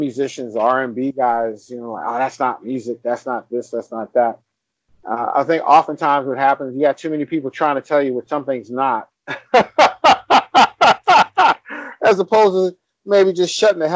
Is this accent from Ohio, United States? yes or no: no; New York City, New York, United States; I grew up in New York City at the dawn of the hip hop thing